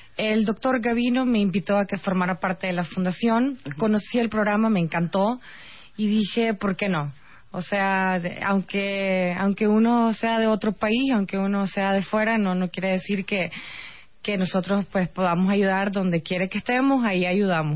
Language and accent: Spanish; Nicaragua; moved away as an adult; now in Mexico; soy nicaragüense, vivo en México desde hace ocho años.